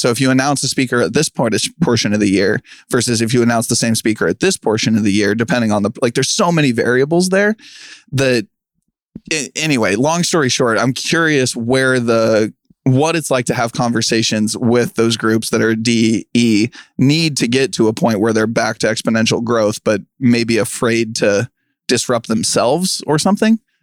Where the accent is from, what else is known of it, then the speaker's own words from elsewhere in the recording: Kansas City, United States; I'm from Kansas City